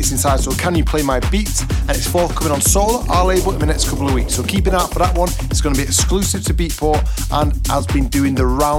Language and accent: English; Manchester, North West England, United Kingdom; we're from Manchester